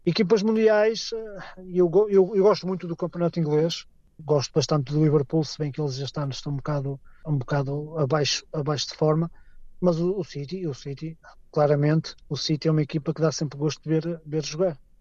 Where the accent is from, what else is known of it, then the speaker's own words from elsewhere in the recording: Portugal; moved away as an adult; now in Scotland, United Kingdom; eu não sou escocês, sou português